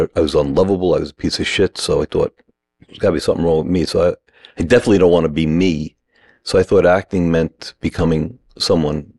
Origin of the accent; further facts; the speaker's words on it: Long Island, New York, United States; also born or lived in Bronx, New York; I was born in the Bronx, grew up in Long Island